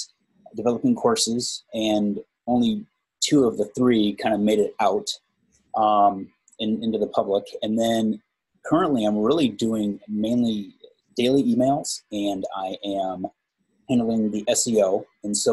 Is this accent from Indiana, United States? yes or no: yes; Indiana, United States; moved away as an adult; now in Phoenix, United States; I'm originally from Indiana, and I've been out here in Phoenix for about 12 years.